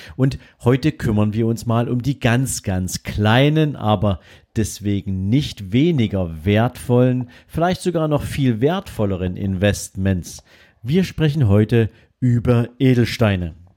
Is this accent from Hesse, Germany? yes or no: no; Dresden, Saxony, Germany; bei uns in Dresden